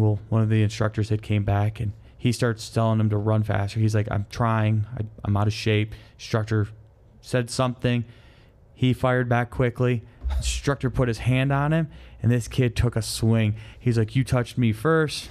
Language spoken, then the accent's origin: English; Michigan, United States; moved away; I'm from Michigan